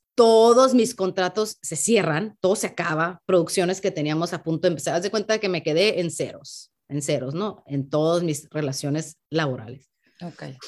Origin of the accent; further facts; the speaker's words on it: Tijuana, Baja California, Mexico; also born or lived in San Diego, California, United States; aunque yo sí nací del lado americano de la frontera, yo nací en San Diego, eh, crecí toda la vida en Tijuana.